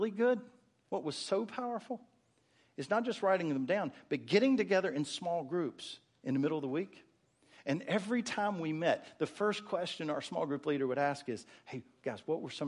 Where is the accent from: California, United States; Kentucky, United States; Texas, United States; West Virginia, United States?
West Virginia, United States; moved away; I grew up in West Virginia. The hills of West Virginia had prayer meeting every Wednesday night.